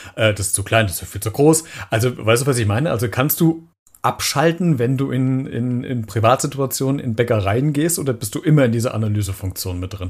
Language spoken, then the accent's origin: German; Germany; wir Deutsche